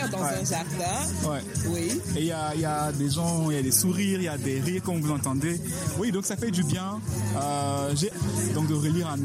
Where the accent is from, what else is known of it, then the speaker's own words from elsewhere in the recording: Cameroon; en tant que Camerounais, que je comprenais tout